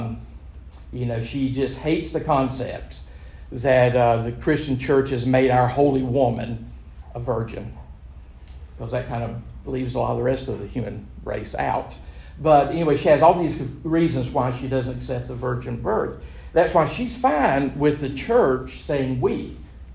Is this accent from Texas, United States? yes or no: no; Gastonia, North Carolina, United States; I was born in Gastonia, big mill village, particularly when I was growing up in it